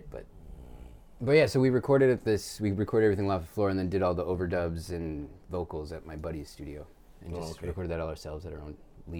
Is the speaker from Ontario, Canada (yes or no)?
yes; Omemee, Ontario, Canada; I'm from Omimi